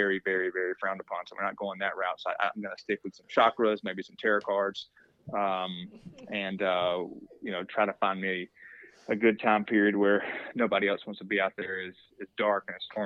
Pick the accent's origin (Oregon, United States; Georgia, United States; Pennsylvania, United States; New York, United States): Georgia, United States; moved away; I grew up in Georgia